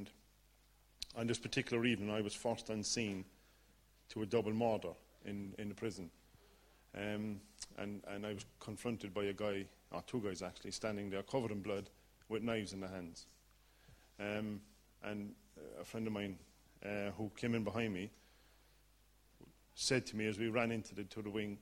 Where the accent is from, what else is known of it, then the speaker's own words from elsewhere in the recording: Ireland; accent: Irish; As you can tell from the accent, I'm Irish, born and bred.